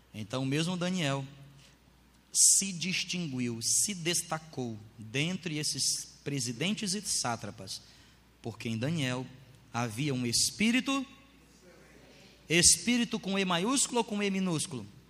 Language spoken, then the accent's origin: Portuguese; Brazil; a gente é brasileiro, eu sou brasileiro